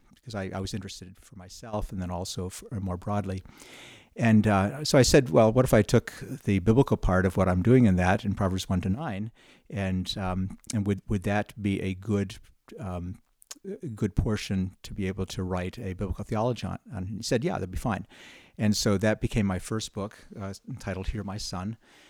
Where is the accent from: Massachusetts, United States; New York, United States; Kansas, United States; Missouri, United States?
New York, United States; Well, I grew up in New York State, a small town in the mountains.